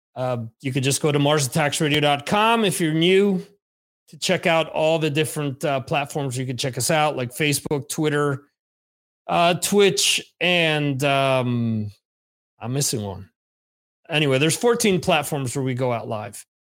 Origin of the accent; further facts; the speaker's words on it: New Jersey, United States; now in Spain; I'm actually overseas in Spain. I'm originally from New Jersey